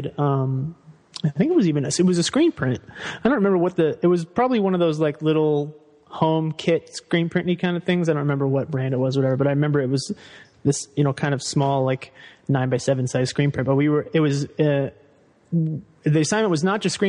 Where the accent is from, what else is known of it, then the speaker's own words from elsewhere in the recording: Fairfax, Virginia, United States; I grew up in Northern Virginia in like DC suburbs